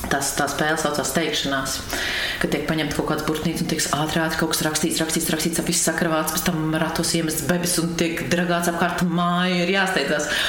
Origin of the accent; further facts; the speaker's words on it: Langstiņi, Latvia; also born or lived in Riga / Carnikava; Es esmu dzimusi Rīgā un augusi esmu pierīgā